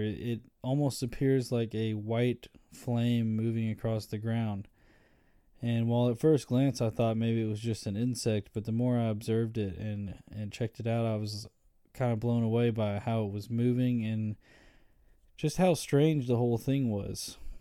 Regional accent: Birmingham, Alabama, United States; I'm from Birmingham, Alabama

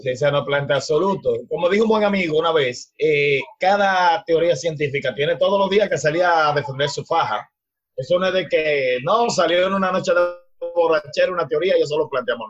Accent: Dominican Republic; en el barrio donde yo soy

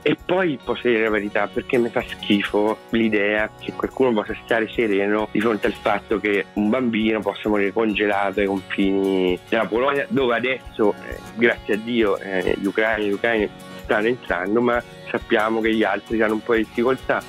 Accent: Foligno, Umbria, Italy; sono Umbro sono di Foligno

